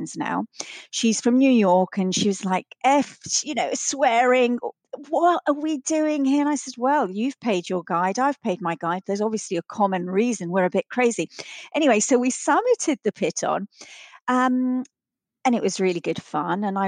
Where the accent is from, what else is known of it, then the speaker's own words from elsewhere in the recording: Vienna, Austria; grew up in Austria, in Vienna, and we used to go skiing at the weekends